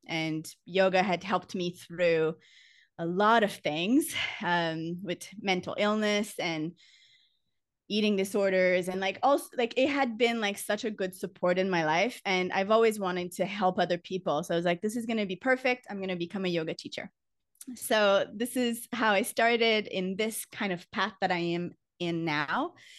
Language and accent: English; Canada; moved away as an adult; now in Costa Rica; I'm Canadian, but I've been living abroad for about ten years